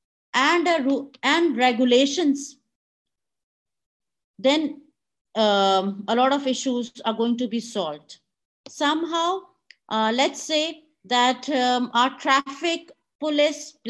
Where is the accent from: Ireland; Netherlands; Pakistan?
Pakistan